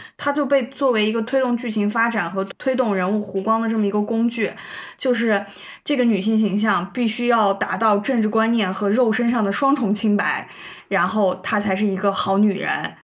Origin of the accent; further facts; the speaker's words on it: China; 知道我们中国人的这个点到底在哪里。